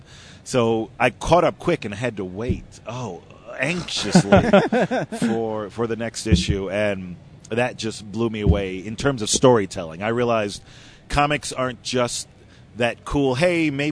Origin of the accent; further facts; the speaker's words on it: Miami Beach, Florida, United States; I grew up in Miami Beach